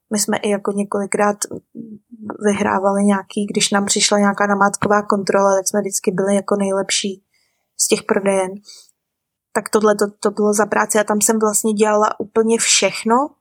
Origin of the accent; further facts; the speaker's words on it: Czechia; moved away as an adult; also born or lived in Vancouver, Canada; now in New Zealand; u nás v Čechách